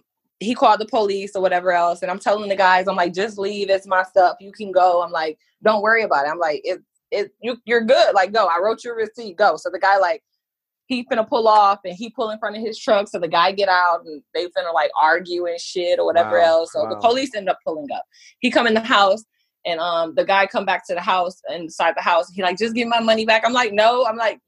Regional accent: Michigan, United States; moved away; also born or lived in Texas; I'm from Michigan.

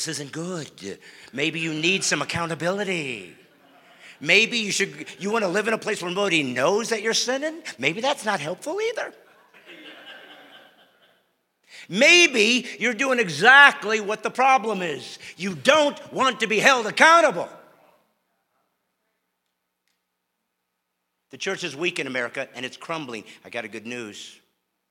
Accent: Bremen, Indiana, United States; moved away; I was born in Bremen, Indiana, a tiny little two-stoplight town.

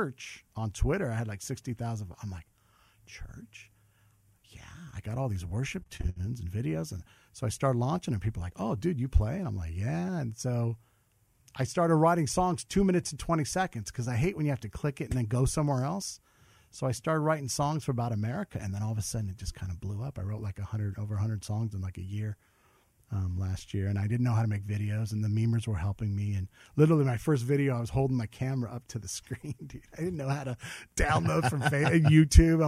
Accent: Covina, California, United States; also born or lived in Downey, California; I grew up in Covina, California. I was born in Downey

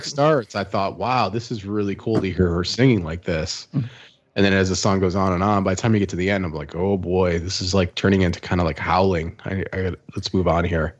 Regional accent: Midwest, United States; moved away as an adult; now in Austin, United States

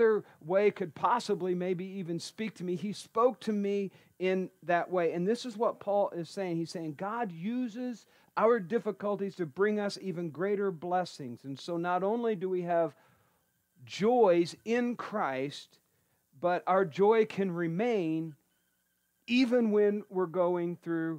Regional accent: Columbus, Indiana, United States; I'm from Columbus, Indiana, right? Proud

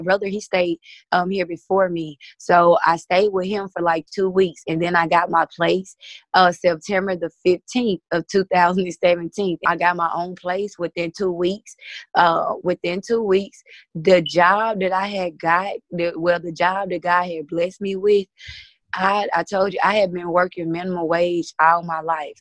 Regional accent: Mississippi, United States; I am from Mississippi.

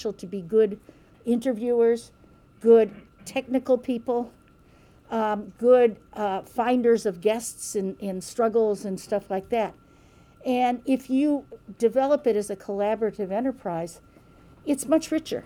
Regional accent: Kansas City, Missouri, United States; I'm from Kansas City

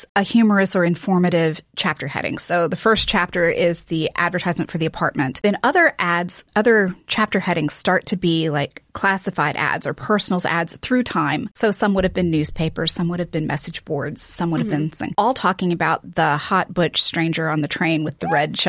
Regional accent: the South, United States; also born or lived in Baytown, Texas; coming from the South

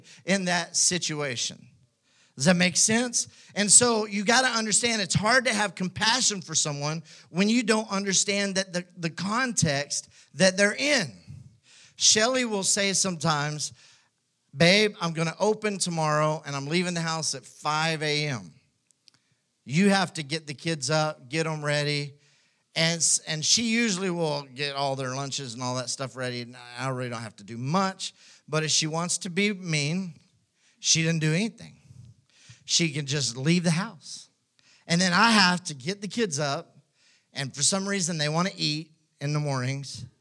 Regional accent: West Texas, United States; now in Houston, United States; I grew up in West Texas

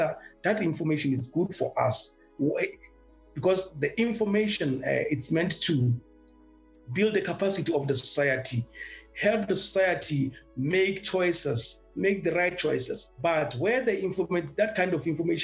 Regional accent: Lesotho; I'm from the Mountain Kingdom of Lesotho.

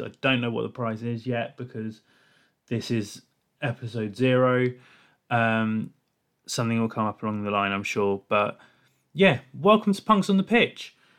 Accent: England, United Kingdom; I'm an English person

